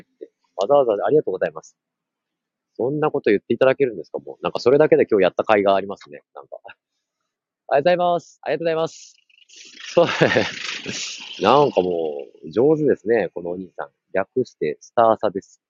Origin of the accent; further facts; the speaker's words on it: Gunma, Japan; moved away; その省庁、群馬県の出身なんですけど、その省庁というところに移住してきて5年目